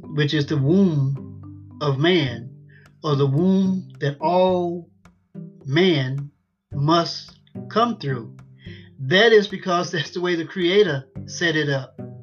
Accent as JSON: {"language": "English", "country": "United States", "tie": "born or raised there", "said": "I was born and raised in Lawrence County and been here all my life"}